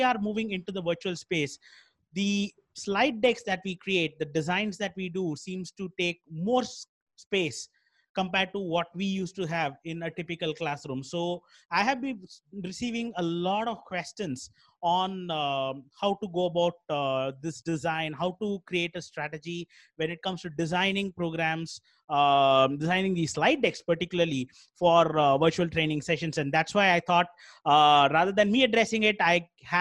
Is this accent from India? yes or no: yes; Chennai, Tamil Nadu, India; I'm from Chennai